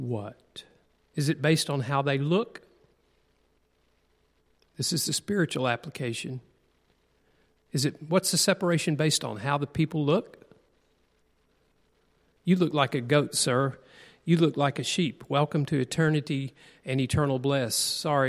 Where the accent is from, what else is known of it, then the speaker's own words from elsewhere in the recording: United States; also born or lived in Tennessee / Alabama; I grew up in Tennessee and Alabama